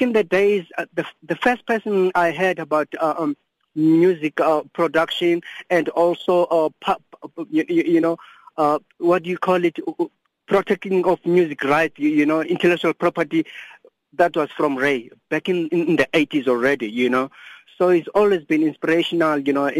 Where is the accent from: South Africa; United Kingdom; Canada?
South Africa; Cape Town, Western Cape; I'm from Cape Town.